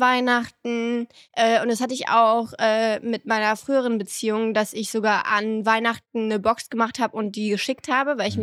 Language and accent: German; southern France, France; moved away; im Süden heiraten, da wo ich aufgewachsen bin